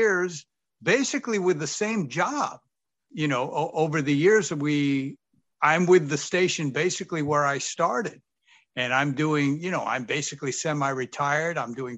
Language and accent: English; Sacramento, California, United States; I grew up here. This is my hometown.